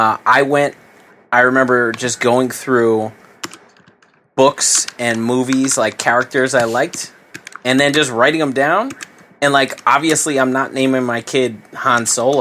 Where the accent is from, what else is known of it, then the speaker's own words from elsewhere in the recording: Hoboken, New Jersey, United States; moved away as an adult; also born or lived in Maryland; I'm from Hoboken